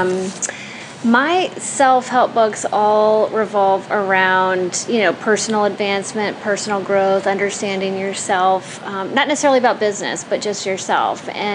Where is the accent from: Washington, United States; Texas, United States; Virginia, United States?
Virginia, United States; Richmond; born and raised in Richmond, Virginia